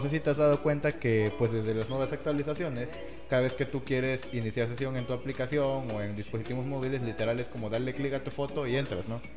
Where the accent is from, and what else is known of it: Mexico